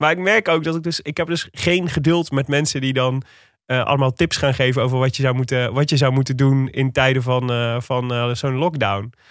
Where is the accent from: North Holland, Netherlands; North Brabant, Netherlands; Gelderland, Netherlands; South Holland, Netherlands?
South Holland, Netherlands; Leiden; Ik kom uit Leiden.